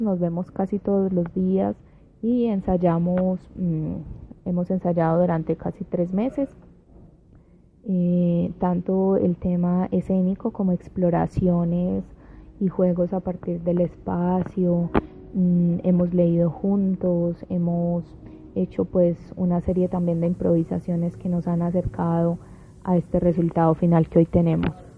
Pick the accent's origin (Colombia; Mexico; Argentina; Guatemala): Colombia; Medellín, Antioquia